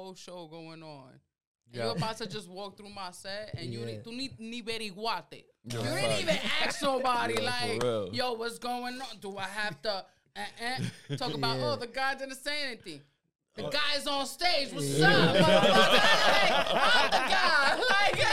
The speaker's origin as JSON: {"language": "English", "town": "New York City", "region": "New York", "country": "United States", "tie": "born or raised there", "first_language": "Spanish", "second_language": "English", "said": "I was born and raised in the Bronx"}